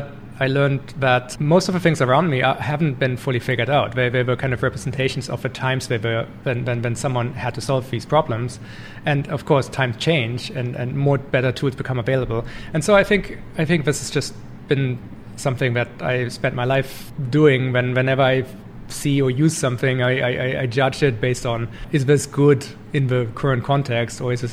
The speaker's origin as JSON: {"language": "English", "country": "Germany", "tie": "born or raised there", "moved": "as an adult", "lives_now": "Canada", "said": "I grew up in Germany in a small town"}